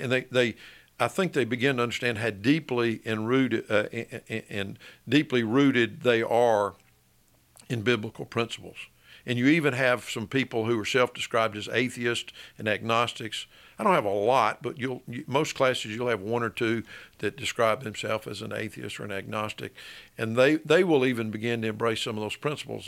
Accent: Birmingham, Alabama, United States; also born or lived in Tuscaloosa, Alabama; I grew up in Birmingham, lived here, um, until I was eighteen years old, finished high school

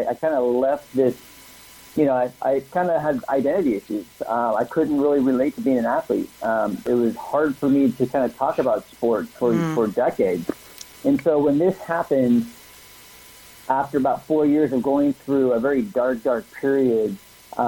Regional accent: San Ramon, California, United States; I grew up in a small little town called San Ramon, which is about 20 minutes east of Oakland

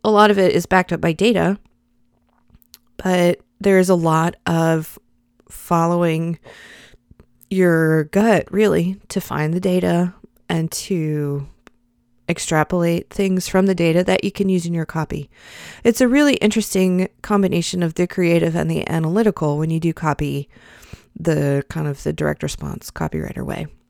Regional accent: the South, United States; I'm a Christian in the United States of America. I'm a Southerner.

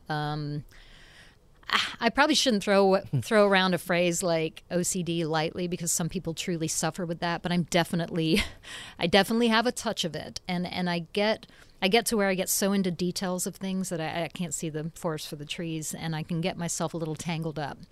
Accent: Nashville, Tennessee, United States; also born or lived in England; lived in Nashville since I was five

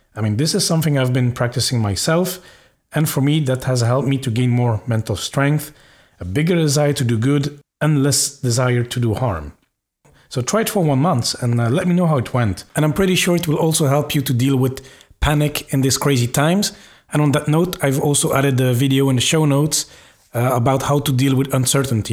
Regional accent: Belgium; now in Luxembourg; I'm from Belgium, I currently live in Luxembourg

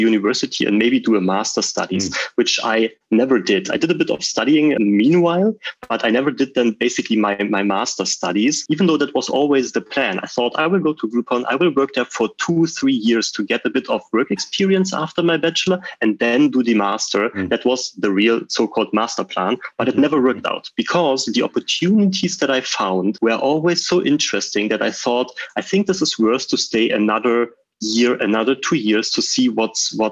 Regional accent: Berlin, Germany; also born or lived in Switzerland; I'm leaving Berlin, which is like my hometown

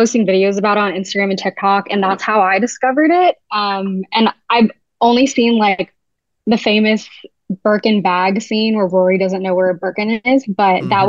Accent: New York City, New York, United States; also born or lived in Jersey City, New Jersey; I grew up going to school in New York City, but I was born in Jersey.

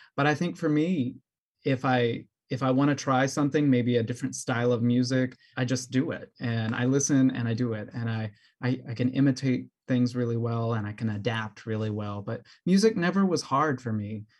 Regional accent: New Orleans, Louisiana, United States; also born or lived in Mississippi / Atlanta / Peoria, Illinois; now in Chicago, United States; I'm from New Orleans originally, and I found my way up to Chicago, Illinois

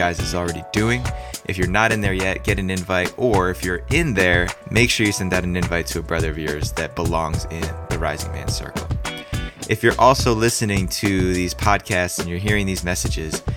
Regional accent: New Jersey, United States; moved away; I was born and raised in New Jersey

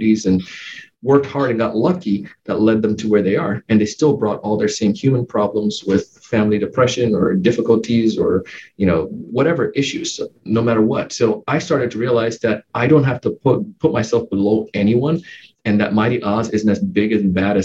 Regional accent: Jamaica; now in West Palm Beach, United States; my early life, growing up in Jamaica.

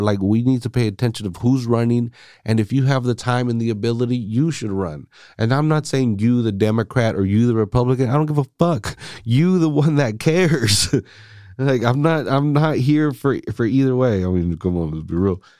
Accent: United States; now in Salinas, United States; I'm Mexican American

